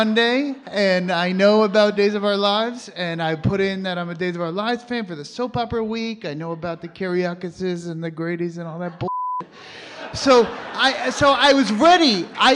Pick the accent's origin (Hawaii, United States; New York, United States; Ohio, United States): New York, United States; moved away; I'm from New York